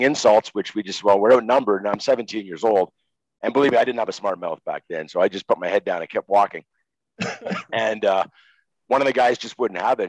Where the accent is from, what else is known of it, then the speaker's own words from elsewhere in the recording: Montreal, Quebec, Canada; I'm a kid from Montreal, grown up watching Guy Lafleur.